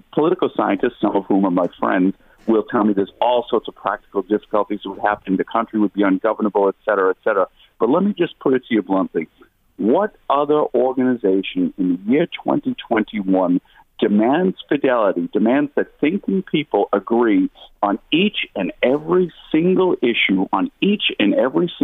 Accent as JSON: {"language": "English", "country": "United States", "tie": "born or raised there", "moved": "yes", "lives_now": "Ireland", "said": "the politics I grew up with in the United States"}